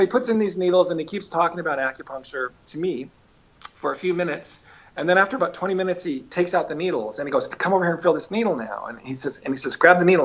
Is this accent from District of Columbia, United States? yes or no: no; Weld County, Colorado, United States; He was in charge of the infectious disease laboratory for for the Weld County Public Health Department. I literally was raised in the lab